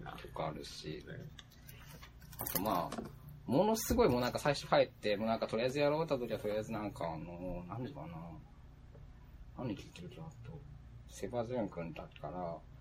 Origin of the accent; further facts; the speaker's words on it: Fukuoka, Japan; 地元の福岡